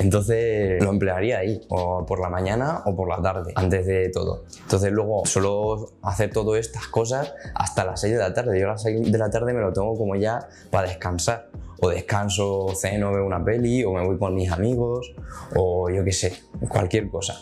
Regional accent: Spain; soy de Portellano

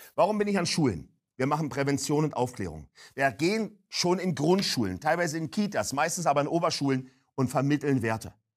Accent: Berlin, Germany; Ich komme aus Berlin-Neukölln, hört man ja unschweigerlich

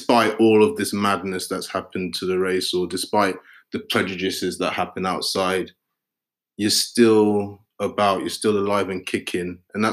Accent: London, United Kingdom; growing up in Peckham

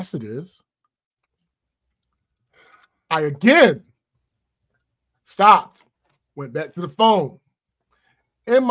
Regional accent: Maryland, United States; my home state.

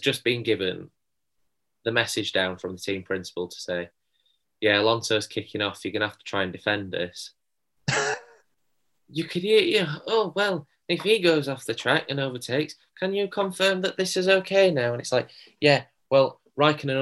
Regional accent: Sheffield, Yorkshire and the Humber, United Kingdom; we're from Sheffield

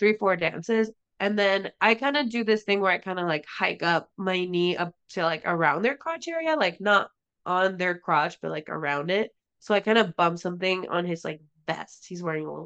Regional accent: Tijuana, Baja California, Mexico; where I grew up in Tijuana

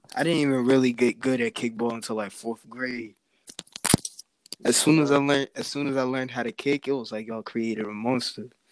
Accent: United States; also born or lived in New York City, United States; now in Boston, United States; I was born in New York, raised in both um, New York and Boston

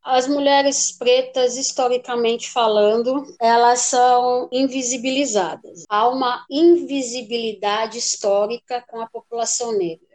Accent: São Paulo, Brazil; Desde 5, 6 anos, eu já ia a algumas exposições nos principais museus da cidade de São Paulo, né? Eu sou daqui de São Paulo

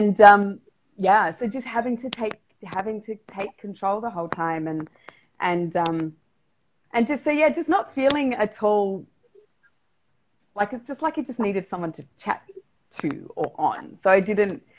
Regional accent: South Australia, Australia; now in Mexico; I'm from South Australia.

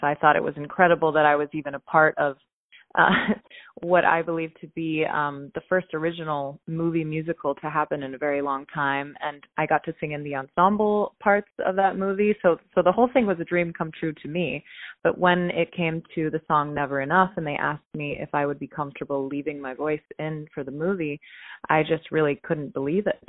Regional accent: Pittsburgh, Pennsylvania, United States; I was born in Pittsburgh, Pennsylvania

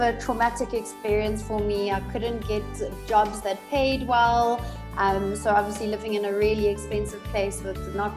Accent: Johannesburg, Gauteng, South Africa; also born or lived in Stellenbosch / Cape Town / Australia; I was born in Joburg, was raised here in Joburg

